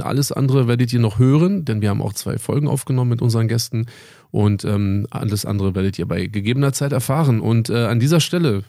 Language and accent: German; Berlin, Germany; born or raised there; moved away as an adult